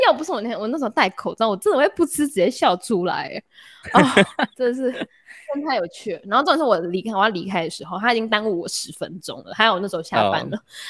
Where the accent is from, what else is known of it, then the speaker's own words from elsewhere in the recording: Singapore; 我从新加坡，我是新加坡人，我当然会就是觉得新加坡是一个熟悉的地方。